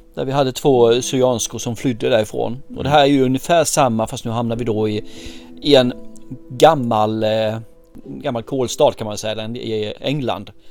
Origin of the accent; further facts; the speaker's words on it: Sweden; vi svenskar